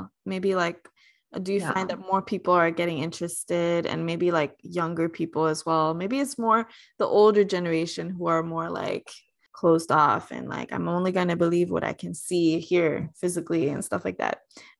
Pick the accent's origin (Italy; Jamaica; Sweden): Sweden; I'm from Sweden. I'm half American.